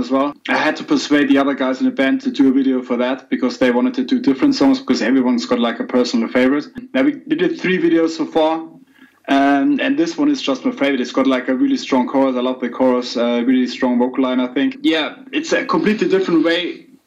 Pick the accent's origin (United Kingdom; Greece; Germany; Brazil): Germany; Hamburg; I'm from Hamburg and I live here